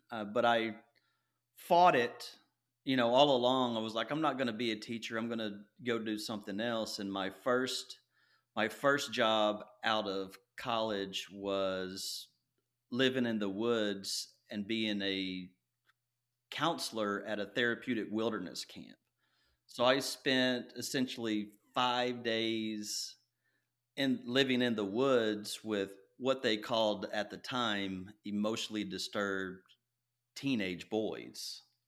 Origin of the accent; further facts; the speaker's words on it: Nacogdoches, Texas, United States; also born or lived in Longview, Texas; I was raised in East Texas, and you can probably hear that in my voice.